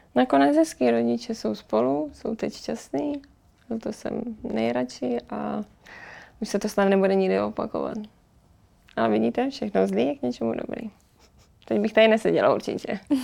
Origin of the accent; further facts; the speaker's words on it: Pardubice, Pardubice Region, Czechia; jsem z Pardubic